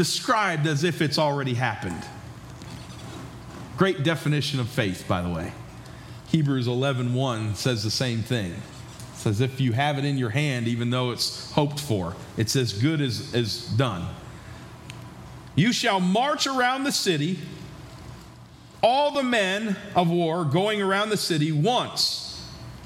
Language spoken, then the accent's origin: English; New York, United States; moved away as an adult; also born or lived in Georgia; now in West Virginia, United States; I grew up in New York and spent the last 11 years in Georgia